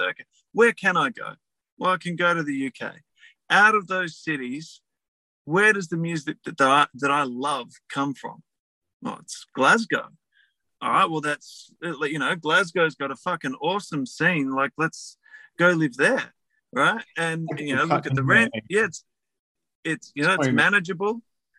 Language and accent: English; Australia; I'm Australian. I put up with 40 fucking degrees.